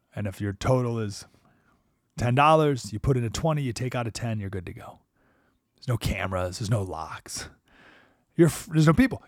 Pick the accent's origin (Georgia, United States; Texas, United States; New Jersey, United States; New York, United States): New York, United States; Skaneateles; moved away; my hometown, Skinny Atlas, New York